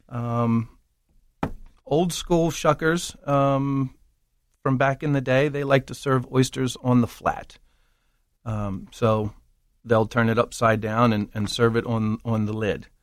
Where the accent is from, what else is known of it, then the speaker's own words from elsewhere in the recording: Baltimore, Maryland, United States; we grew up in East Baltimore